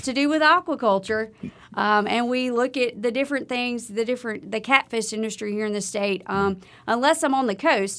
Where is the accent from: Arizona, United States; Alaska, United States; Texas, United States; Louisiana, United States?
Louisiana, United States; Livingston Parish, South; moved away as an adult; now in Starkville, United States; I grew up in South Louisiana. I grew up, um, in Livingston Parish, just outside of Baton Rouge